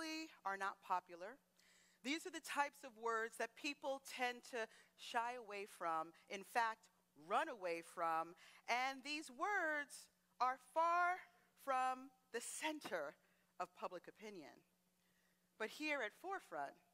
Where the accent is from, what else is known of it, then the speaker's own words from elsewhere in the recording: Teaneck, New Jersey, United States; first language English; I was born here in the United States. I'm from a town called Teaneck, New Jersey, which is a middle-class community.